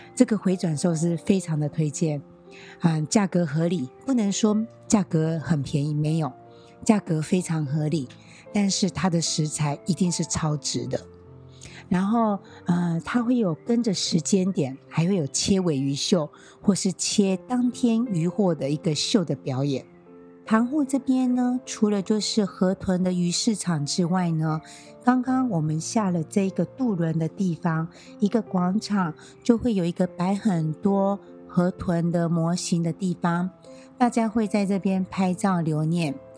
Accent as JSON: {"language": "Chinese", "country": "Taiwan", "said": "身为台湾人"}